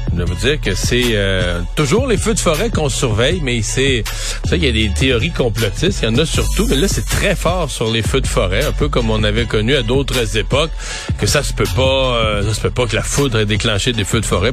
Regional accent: Quebec, Canada; chez nous au Québec

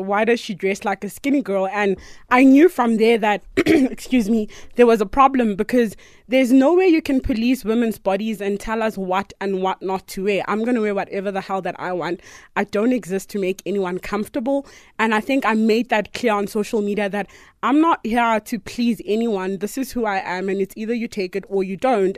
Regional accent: Potchefstroom, North West, South Africa; growing up in Potch was super awesome. I really, really enjoyed living with my grandmother

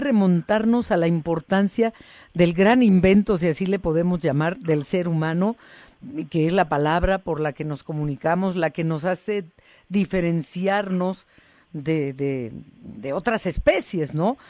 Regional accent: Guadalajara, Jalisco, Mexico; moved away; pues ya te fuiste para mi tierra

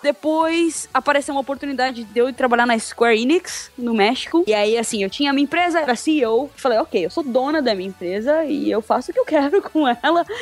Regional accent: São Paulo, Brazil; now in Europe; Eu sou de São Paulo

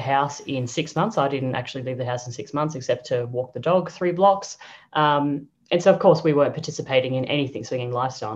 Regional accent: Brisbane, Queensland, Australia; moved away as an adult; also born or lived in Sydney / Singapore / Croatia; now in Europe; born and bred in Brizzy

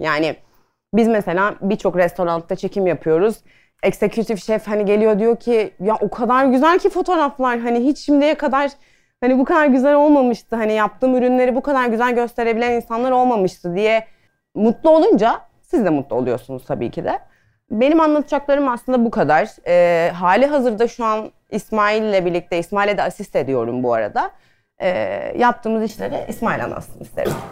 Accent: Adana, Turkey; moved away as an adult; now in Istanbul, Turkey

